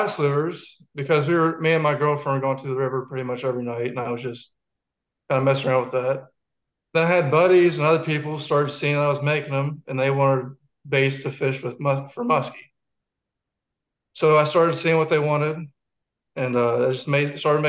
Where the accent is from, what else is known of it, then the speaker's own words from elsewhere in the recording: Wileyville, West Virginia, United States; I'm from Wileyville, West Virginia. Very small town